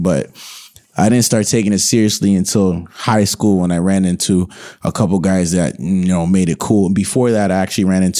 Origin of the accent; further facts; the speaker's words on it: Toronto, Ontario, Canada; I'm from East Scarborough, right? I grew up on Port Union and Lawrence